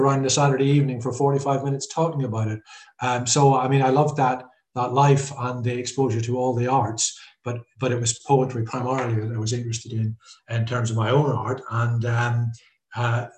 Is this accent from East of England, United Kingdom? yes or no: no; Glens of Antrim, Northern Ireland, United Kingdom; moved away as an adult; also born or lived in Belfast; now in London, United Kingdom; I'm from the Glens of Antrim. I've been here since the 70s.